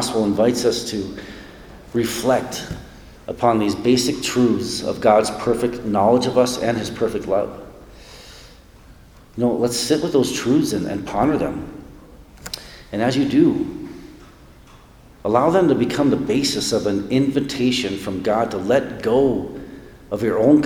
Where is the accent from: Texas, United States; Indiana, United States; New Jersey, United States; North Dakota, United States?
North Dakota, United States; moved away as an adult; now in Aspen, United States; I'm moving back to my home state of North Dakota